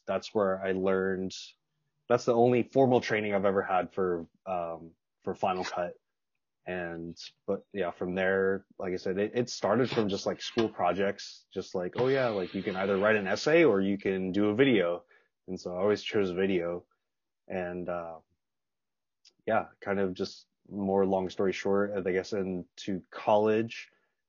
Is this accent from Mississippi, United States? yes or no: no; Los Angeles, California, United States; also born or lived in Las Vegas; I was born in Los Angeles, then moved around a little bit, and then again moved back to LA when I was in sixth grade